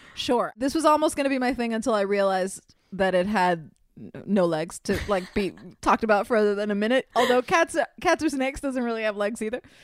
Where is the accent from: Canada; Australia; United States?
United States; Miami, Florida; I'm from Miami where there's tons of feral cats